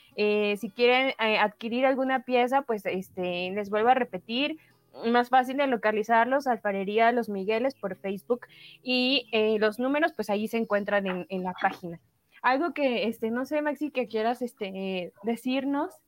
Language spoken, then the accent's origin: Spanish; Oaxaca, Mexico; como oaxaqueños